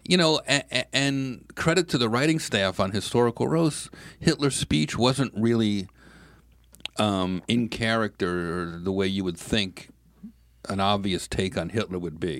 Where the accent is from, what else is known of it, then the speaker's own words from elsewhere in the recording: New York, United States; I'm a New Yorker